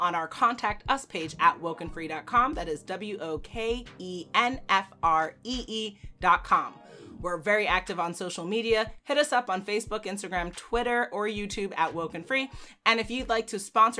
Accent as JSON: {"language": "English", "country": "Jamaica", "said": "I'm Jamaican"}